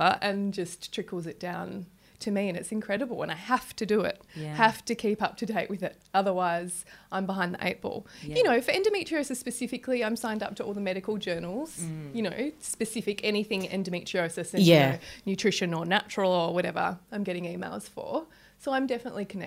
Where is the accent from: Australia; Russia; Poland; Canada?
Australia; Southern Tasmania; moved away; I grew up in Southern Tassie